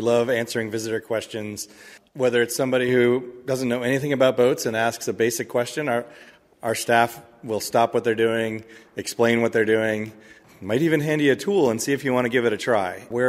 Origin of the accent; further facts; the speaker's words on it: Michigan, United States; My own background is I grew up in Michigan, and as my parents tell me, we were on the Detroit River and saw a ship go